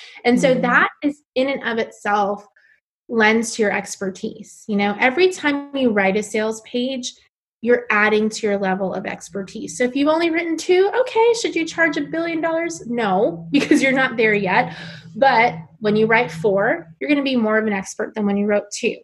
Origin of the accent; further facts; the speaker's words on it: New York City, New York, United States; moved away as an adult; also born or lived in South Carolina / Bangkok, Thailand; I am originally from New York City. So I grew up in Queens, New York my whole life